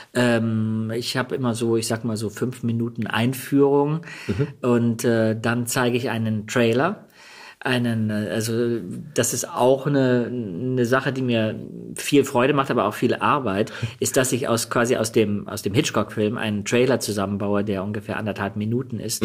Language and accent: German; Germany; also born or lived in Denmark / New York / London